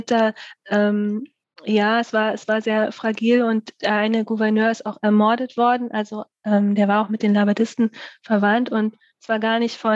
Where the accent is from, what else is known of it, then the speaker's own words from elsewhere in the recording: Bremen, Germany; komme halt äh, aus Bremen.